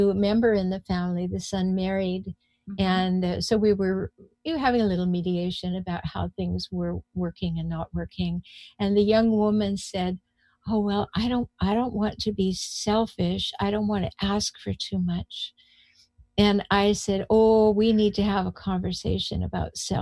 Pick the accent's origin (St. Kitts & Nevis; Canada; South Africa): Canada; moved away as an adult; now in United States; I come from Canada